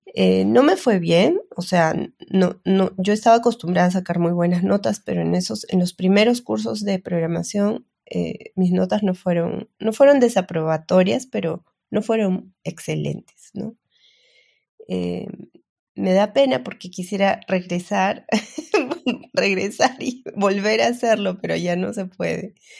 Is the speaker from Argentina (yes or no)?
no; Peru; soy peruana